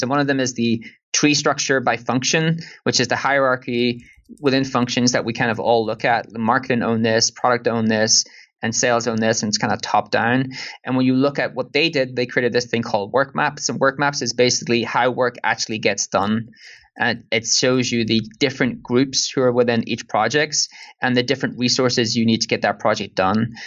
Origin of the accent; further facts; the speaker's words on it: Ireland; accent: Irish; more my Irish accent